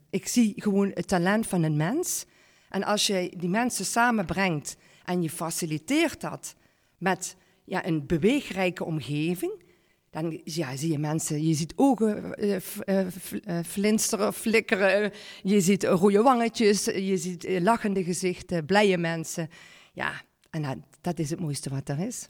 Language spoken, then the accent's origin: Dutch; Parkstad, Limburg, Netherlands; geboren en, eh, ja, en getogen eh, in, in, in Parkstad. Ik ben trots op onze regio.